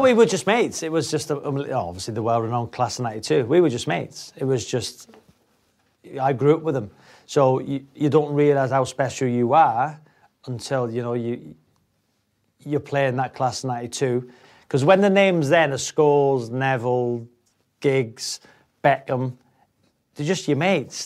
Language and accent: English; North Wales, United Kingdom; moved away; North Wales. Um, I, I, lived in a cul-de-sac um, with my mother and father and brother